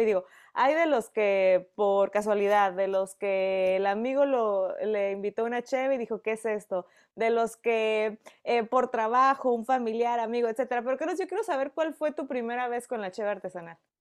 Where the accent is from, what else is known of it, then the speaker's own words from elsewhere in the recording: Mexico; yo como mexicana